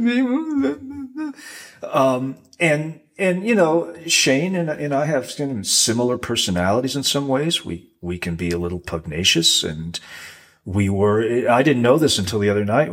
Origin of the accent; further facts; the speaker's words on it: Rhode Island, United States; growing up in Rhode Island playing pond hockey with fishermen's kids